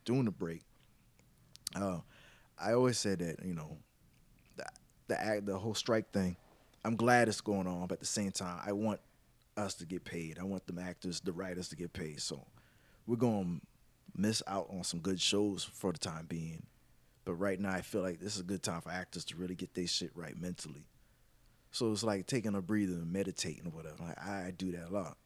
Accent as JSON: {"language": "English", "town": "Mount Pleasant", "region": "South Carolina", "country": "United States", "said": "I rep Charleston, but I'm by the way, I'm from Mount Pleasant, but I just rep Charleston as a whole"}